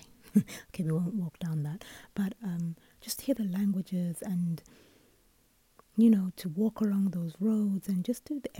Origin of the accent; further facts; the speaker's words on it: United Kingdom; moved away; I'm British because I was born and raised in the UK